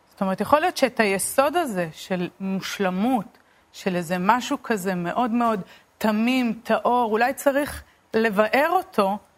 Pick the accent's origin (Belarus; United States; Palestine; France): Palestine; Beit El, West Bank; אמ, גדלתי בהתנחלות הדתית בית אל. אה, למדתי באולפנת עופרה לבנות.